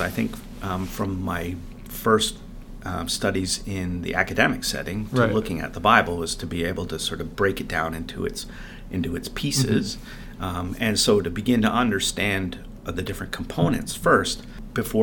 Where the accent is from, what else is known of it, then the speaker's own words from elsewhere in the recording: Canada; growing up in Canada and knowing a little bit of French and English together